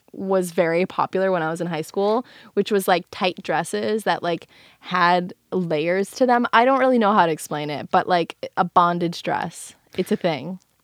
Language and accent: English; Chicago, Illinois, United States; accent: Chicago; Well, my Chicago accent was so strong.